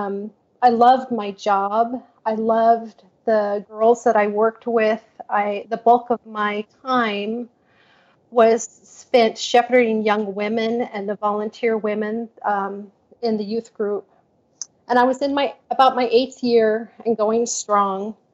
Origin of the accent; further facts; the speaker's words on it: Portland, Oregon, United States; I was born and raised in Portland, Oregon. And I still live here after almost 64 years